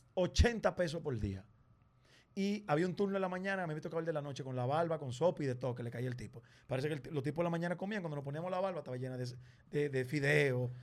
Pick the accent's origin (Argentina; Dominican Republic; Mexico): Dominican Republic; como nosotros hablamos, como nos comportamos, nuestra idiosincrasia, nuestra forma de ver la vida, somos los dominicanos